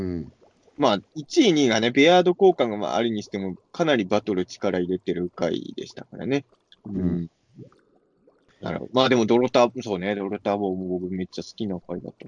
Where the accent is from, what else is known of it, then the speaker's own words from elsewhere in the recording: rural Ibaraki, Japan; 俺なんか茨城の田舎の人だから